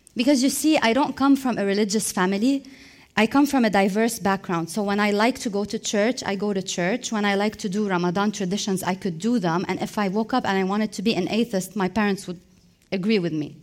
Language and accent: English; Lebanon; moved away as an adult; I was emotionally tired from Lebanon. It hadn't been given me any opportunities, so I decided to leave for a while